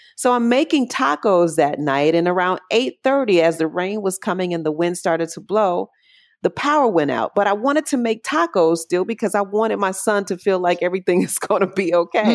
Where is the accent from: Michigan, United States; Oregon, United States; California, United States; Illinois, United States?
Illinois, United States; Chicago; moved away as an adult; now in Puerto Rico; I'm originally from Chicago, born and raised Southside, and love Chicago to this day